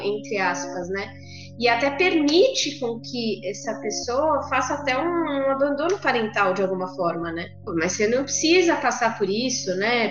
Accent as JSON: {"language": "Portuguese", "region": "São Paulo", "country": "Brazil", "said": "Eu sou de São Paulo, mas faz três semanas que mudei para o interior aqui de São Paulo"}